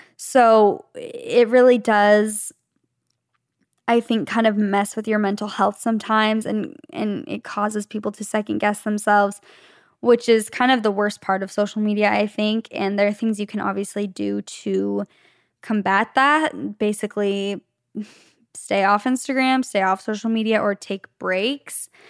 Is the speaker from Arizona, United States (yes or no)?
yes; Arizona, United States; moved away as an adult; now in Los Angeles, United States; Leif and I both grew up, were born and raised in Arizona in the same city